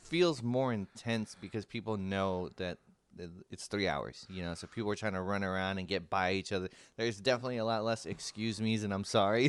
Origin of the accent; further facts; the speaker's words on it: San Francisco, California, United States; San Francisco, my hometown